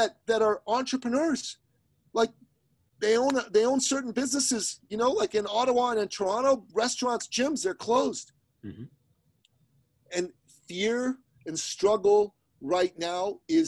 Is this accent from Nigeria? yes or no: no; Iran; moved away; I'm an immigrant from the Middle East, from Iran